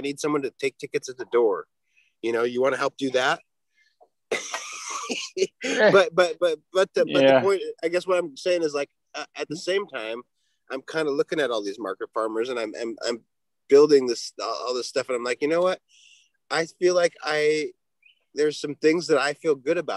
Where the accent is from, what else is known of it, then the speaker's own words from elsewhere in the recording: Washington, United States; also born or lived in Minnesota / Oregon; I'm from Washington, but at the time when they legalized, I was living in Minnesota